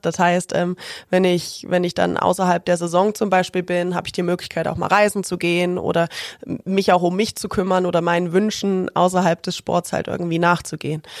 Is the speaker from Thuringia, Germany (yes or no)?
yes; Ilmenau, Thuringia, Germany; moved away as an adult; also born or lived in Erfurt; now in Augsburg, Germany; In der Stadt, wo ich aufgewachsen bin, Ilmenau